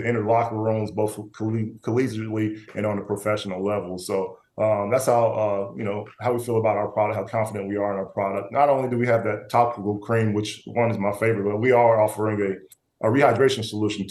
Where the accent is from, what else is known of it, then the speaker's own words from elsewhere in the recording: the Bible Belt, the South, United States; I grew up in the Bible Belt down south